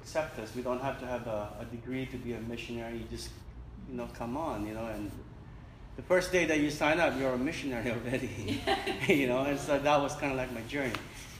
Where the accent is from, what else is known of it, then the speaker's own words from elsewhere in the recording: Manila, Metro Manila, Philippines; I was born in Manila, in the Philippines, in the Pacific